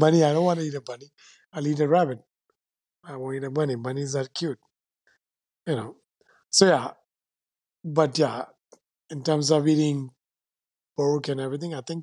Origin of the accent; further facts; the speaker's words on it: Ulhasnagar, Maharashtra, India; first language Sindhi; English is a second language; moved away as an adult; also born or lived in Caribbean; where I grew up, Ulhasnagar, it's heavy, dense Sindhi population